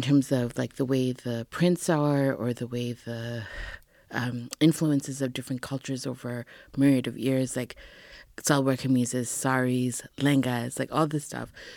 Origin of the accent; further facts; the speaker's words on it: Edmonton, Alberta, Canada; moved away as an adult; also born or lived in Toronto; I actually was born and raised in Edmonton, Alberta